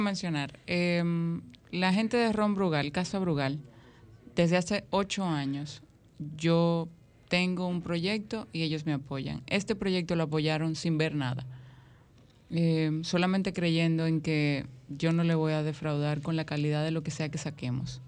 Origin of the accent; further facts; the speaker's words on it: Dominican Republic; nosotros como dominicanos